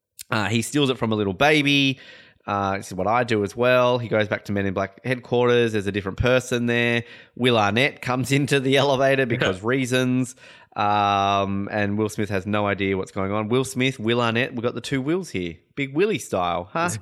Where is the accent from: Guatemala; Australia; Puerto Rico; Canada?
Australia; Hobart, Tasmania; I'm from Hobart.